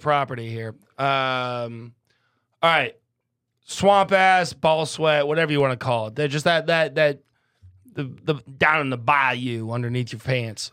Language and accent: English; Midwest, United States; growing up in the Midwest